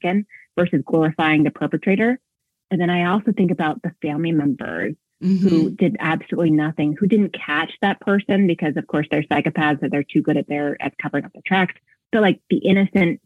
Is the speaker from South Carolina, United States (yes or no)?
no; Sacramento, California, United States; I grew up in Sacramento